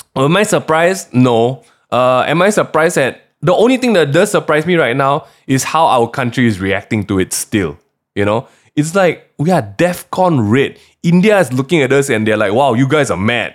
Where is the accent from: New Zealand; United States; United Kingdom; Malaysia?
Malaysia; as a Malaysian